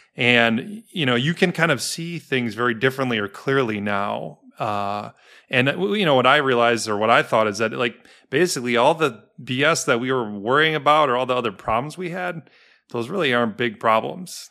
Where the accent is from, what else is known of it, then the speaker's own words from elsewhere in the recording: Milwaukee, Wisconsin, United States; also born or lived in Denver; now in Chicago, United States; I'm from Milwaukee